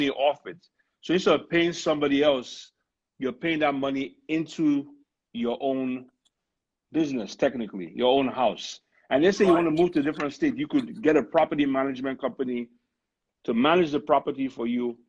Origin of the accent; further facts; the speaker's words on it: Nigeria; now in United States; I'm originally from Nigeria